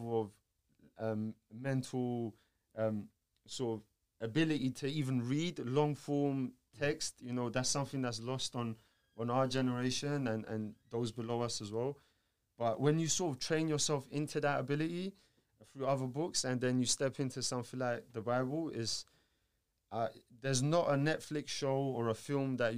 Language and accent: English; Georgia; moved away; I'm from Georgia, and I was at an Orthodox church